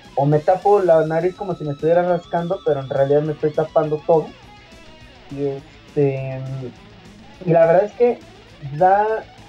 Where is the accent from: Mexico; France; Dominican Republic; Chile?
Mexico; nosotros que somos mexicanos